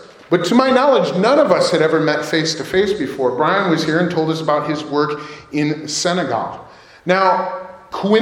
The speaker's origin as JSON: {"language": "English", "country": "United States", "said": "especially as American Christians"}